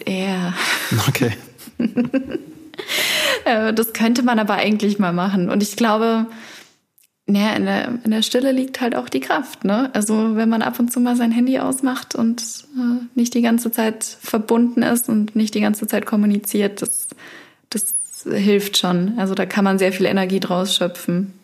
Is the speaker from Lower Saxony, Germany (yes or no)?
no; near Regensburg, Upper Palatinate, Bavaria, Germany; moved away as an adult; now in Berlin, Germany; aus der Nähe von Regensburg